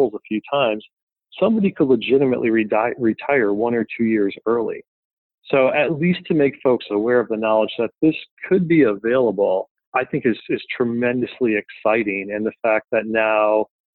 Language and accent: English; Philadelphia, Pennsylvania, United States; I'm from Philadelphia